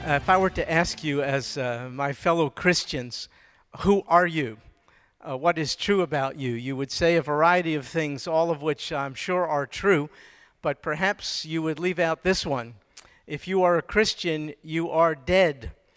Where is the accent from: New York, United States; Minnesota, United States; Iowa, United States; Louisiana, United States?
New York, United States; now in Houston, United States; I was born and raised in New York